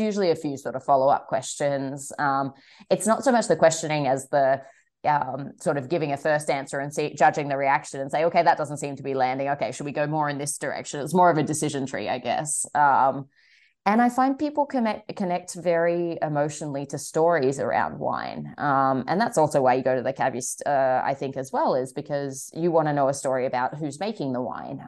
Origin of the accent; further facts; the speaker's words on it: Sydney, New South Wales, Australia; moved away; I'm originally from Sydney